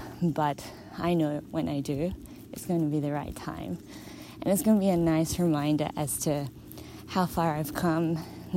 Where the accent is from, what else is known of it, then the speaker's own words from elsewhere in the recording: Australia; moved away as an adult; also born or lived in Mexico; being an Australian, I lived a very settled status quo lifestyle